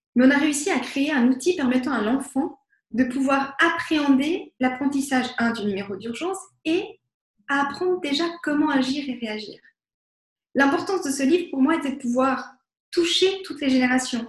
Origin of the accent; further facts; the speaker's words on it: Vevey, Vaud, Switzerland; je viens de Vevey